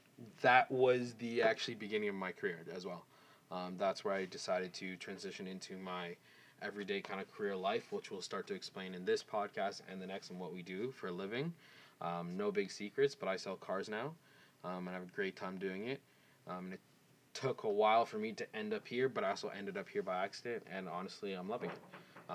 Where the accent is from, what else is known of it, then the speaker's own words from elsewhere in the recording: Scarborough, Ontario, Canada; born there; I was born in Scarborough.